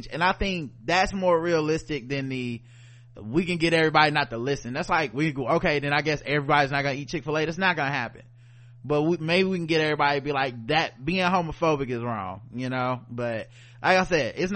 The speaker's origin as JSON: {"language": "English", "town": "Charlotte", "region": "North Carolina", "country": "United States", "tie": "born or raised there", "also_born_or_lived": "Fayetteville", "said": "I'm born and raised in Charlotte"}